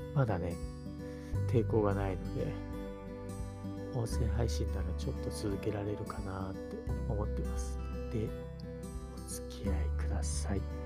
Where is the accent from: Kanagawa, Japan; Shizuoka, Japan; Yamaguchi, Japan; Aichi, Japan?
Shizuoka, Japan; Gotemba; 地元が静岡県の御殿場市、で、今もそこに住んでるんですけど